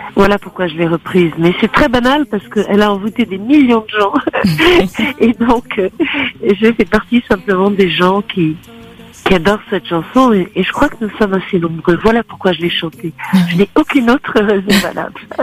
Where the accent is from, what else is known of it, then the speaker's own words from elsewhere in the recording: Turin, Piedmont, Italy; moved away; je suis née à Turin